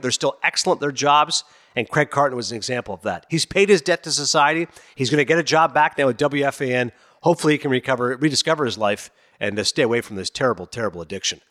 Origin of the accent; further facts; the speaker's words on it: Canada; also born or lived in Toronto; I'm a Canadian guy, thirty-eight years old. I was born in Toronto. I grew up in a small town